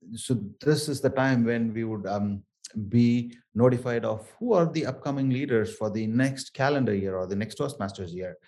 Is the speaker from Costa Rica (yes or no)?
no; Chennai, Tamil Nadu, India; accent: thick South Indian; first language Tamil; English is a second language; moved away; I grew up in um, Chennai and um, areas around Chennai. This is from the southernmost of India, uh, from a state called Tamil Nadu, and um, Tamil is my native